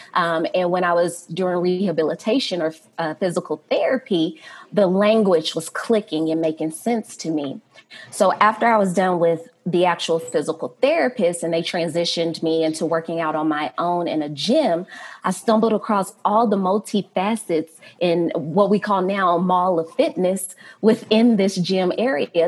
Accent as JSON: {"language": "English", "town": "Fort Worth", "region": "Texas", "country": "United States", "moved": "yes", "lives_now": "Denver, United States", "said": "I am from Fort Worth, Texas"}